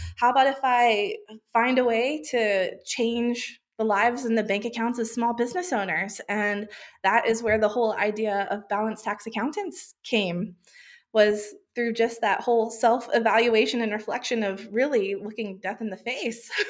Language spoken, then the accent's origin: English; United States; moved away as an adult; now in Australia; I grew up in the USA, which, if my accent hadn't given it away yet, that is where I was born